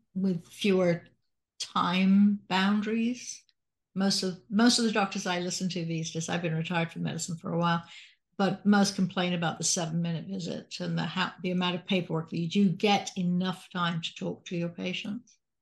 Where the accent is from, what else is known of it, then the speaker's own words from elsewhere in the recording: Salisbury, South West England, United Kingdom; moved away; I'm from Salisbury, in England.